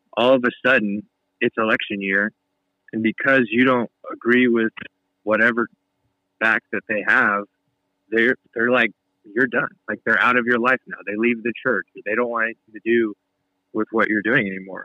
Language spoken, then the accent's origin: English; United States; as American Christians